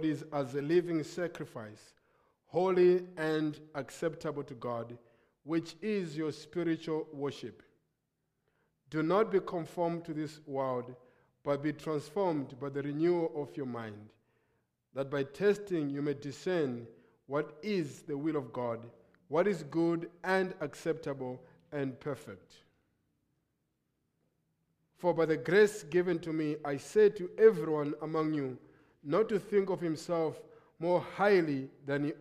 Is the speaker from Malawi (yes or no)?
yes; Lilongwe, Central Region, Malawi; I come from Lilongwe, Malawi